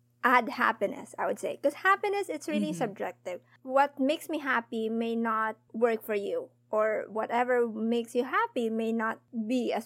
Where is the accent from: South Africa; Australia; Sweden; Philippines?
Philippines; We, as in Filipino